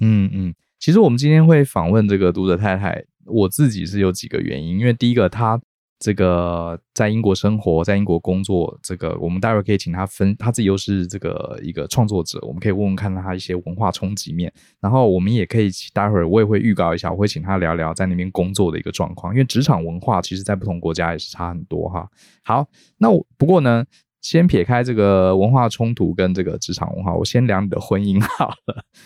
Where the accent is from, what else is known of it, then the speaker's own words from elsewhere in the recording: Taiwan; also born or lived in New York; 我们身为台湾人